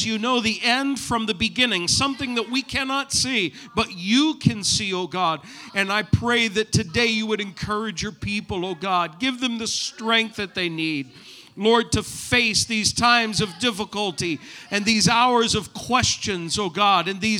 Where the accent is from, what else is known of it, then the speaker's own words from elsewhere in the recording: New England, United States; moved away; I'm from New England